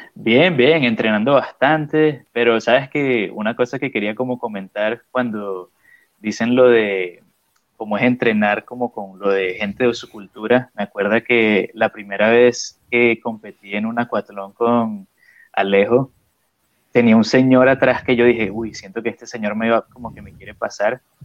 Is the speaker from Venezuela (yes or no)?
yes; Venezuela; now in Australia; de Venezuela